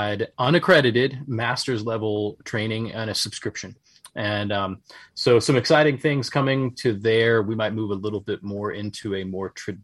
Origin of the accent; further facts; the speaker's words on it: Charleston, West Virginia, United States; my hometown of Charleston, West Virginia